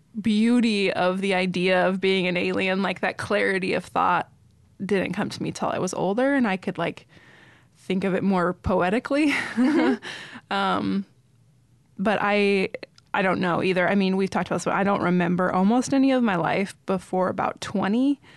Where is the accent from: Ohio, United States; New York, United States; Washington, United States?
Washington, United States; also born or lived in Thousand Oaks, California; Yeah, in Thousand Oaks, California. And when I was 8 months old, we moved to Washington State.